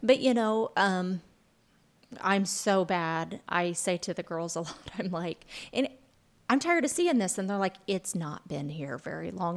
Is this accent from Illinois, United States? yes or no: yes; Lawrenceville, Illinois, United States; now in Vincennes, United States; I'm originally from, uh, Lawrenceville